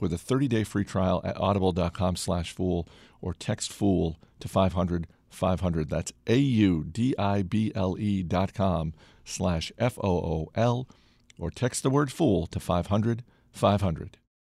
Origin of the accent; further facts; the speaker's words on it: Maine, United States; moved away; my home state of Maine